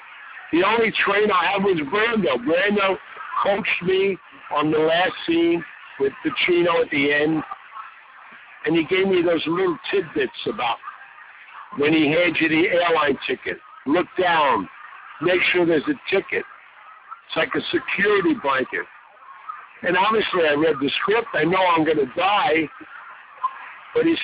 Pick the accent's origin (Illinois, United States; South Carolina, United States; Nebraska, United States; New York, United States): New York, United States; New York City; I grew up in New York City.